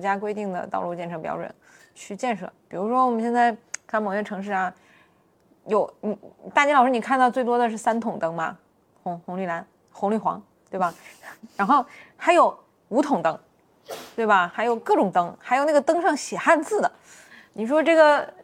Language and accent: Chinese; Northeast China, China; 我是东北人，我们那儿开车就相对来说要生猛一些